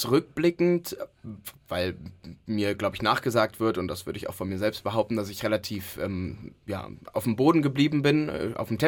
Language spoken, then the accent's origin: German; Cologne, North Rhine-Westphalia, Germany; das gehört ja dazu als echter Kölner